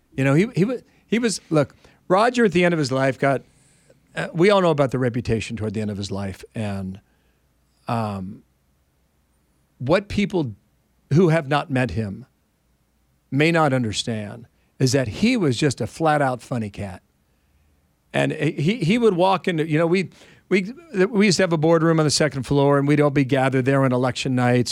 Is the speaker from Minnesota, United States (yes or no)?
no; Ohio, United States; I'm from Ohio